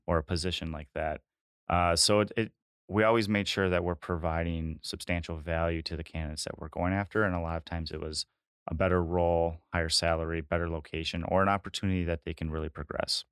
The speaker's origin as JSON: {"language": "English", "town": "Green Bay", "region": "Wisconsin", "country": "United States", "tie": "born or raised there", "said": "I'm locally from the Green Bay area. I went to high school just outside of Green Bay"}